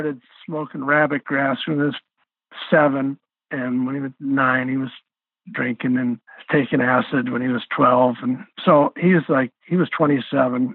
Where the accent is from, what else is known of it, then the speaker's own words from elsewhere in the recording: United States; I'm not ashamed of being American